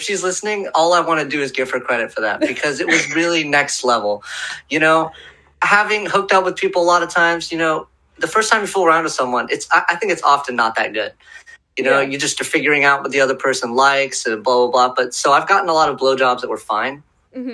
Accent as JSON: {"language": "English", "town": "Portland", "region": "Oregon", "country": "United States", "also_born_or_lived": "Southern California", "said": "I'm from Portland, previously of Southern California."}